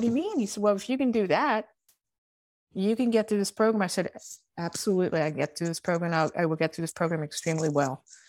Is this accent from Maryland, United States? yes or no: yes; Baltimore, Maryland, United States; accent: Baltimore; my Baltimore accent